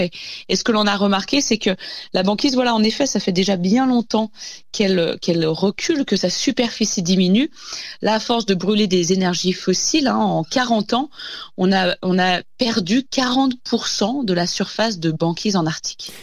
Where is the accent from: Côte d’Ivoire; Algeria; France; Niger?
France; chez nous en France